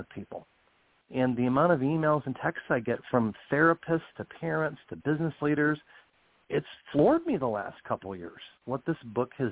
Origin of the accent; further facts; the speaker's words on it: United States; I as an American citizen